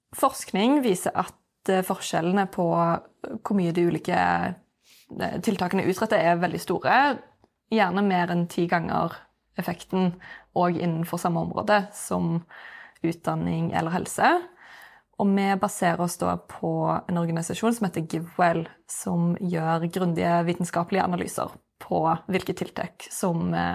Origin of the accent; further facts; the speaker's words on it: Norway; jeg har vokst opp i Norge